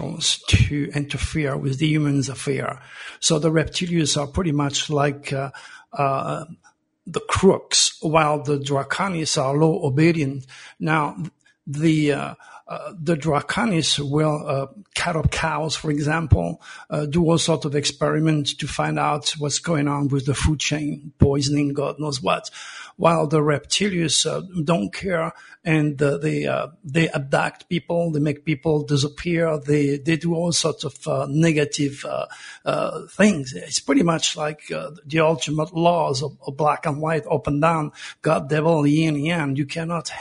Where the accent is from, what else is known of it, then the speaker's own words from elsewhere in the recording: Provence-Alpes-Côte d'Azur, France; moved away; I was born in Provence under the same stars as Nostradamus